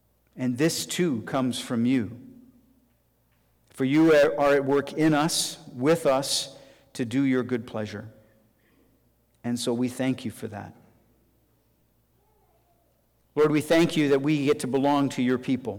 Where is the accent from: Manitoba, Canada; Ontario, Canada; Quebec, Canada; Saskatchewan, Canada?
Saskatchewan, Canada; Regina; moved away; I grew up in Regina, Saskatchewan